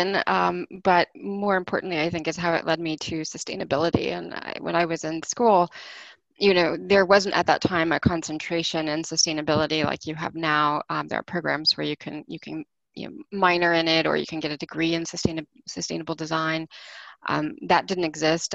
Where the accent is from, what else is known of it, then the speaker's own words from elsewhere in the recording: Houston, Texas, United States; moved away as an adult; now in Washington, D.C., United States; I was born and raised in Houston